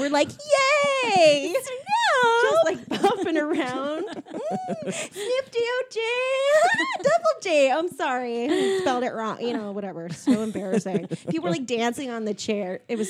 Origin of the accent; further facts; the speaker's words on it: San Jose, California, United States; I'm from San Jose.